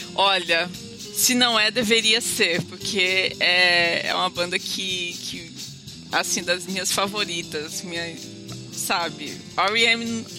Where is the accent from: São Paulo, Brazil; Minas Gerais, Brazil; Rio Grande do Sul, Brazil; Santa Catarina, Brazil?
São Paulo, Brazil; now in Rio de Janeiro, Brazil; sou uma exilada morando no Rio de Janeiro, sou de São Paulo